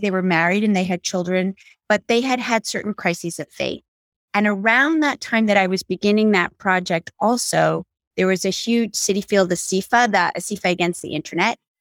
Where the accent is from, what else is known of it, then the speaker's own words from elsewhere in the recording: New York City, New York, United States; I grew up on the Upper West Side of Manhattan